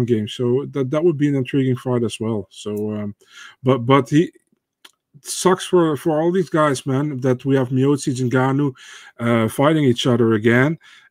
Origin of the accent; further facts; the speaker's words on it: Netherlands; I'm from the Netherlands.